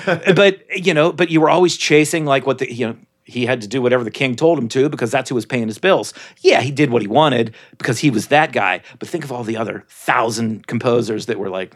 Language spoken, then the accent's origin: English; Pittsburgh, Pennsylvania, United States; I'm from Pittsburgh